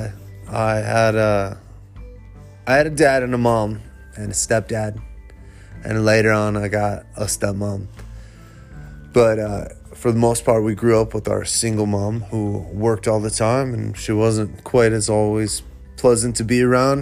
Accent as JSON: {"language": "English", "town": "Manchester", "region": "Iowa", "country": "United States", "tie": "born or raised there", "said": "growing up in Manchester, it wasn't the town it is now"}